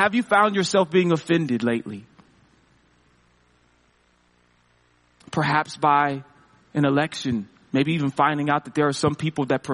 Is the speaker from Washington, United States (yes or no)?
yes; Seattle, Washington, United States; I'm from Seattle